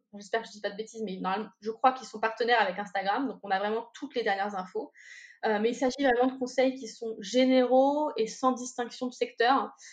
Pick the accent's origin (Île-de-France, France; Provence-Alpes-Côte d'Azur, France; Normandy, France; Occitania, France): Normandy, France; je suis normande